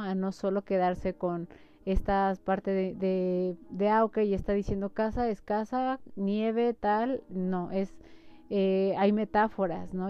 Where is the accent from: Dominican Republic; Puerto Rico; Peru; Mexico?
Mexico; como mexicanos